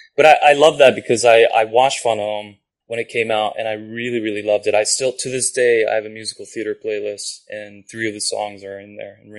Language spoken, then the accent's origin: English; Japan; first language Japanese; English is a second language; moved away; Japanese is my first language, technically. Okay. Yeah, no, I grew up there. And I grew up speaking both, so. But I do consider it my first language, having grown up there.